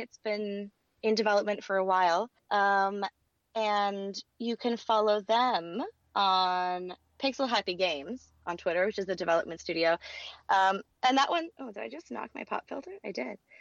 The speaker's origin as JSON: {"language": "English", "region": "Louisiana", "country": "United States", "tie": "born or raised there", "moved": "yes", "lives_now": "Los Angeles, United States", "said": "I grew up in Louisiana"}